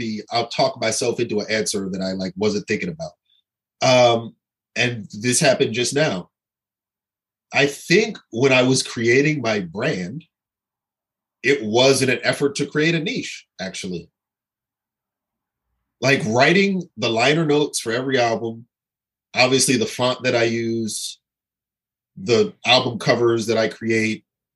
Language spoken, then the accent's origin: English; Pasadena, California, United States; I grew up in California in the 80s, which was the height of gang warfare. And like I lived in Pasadena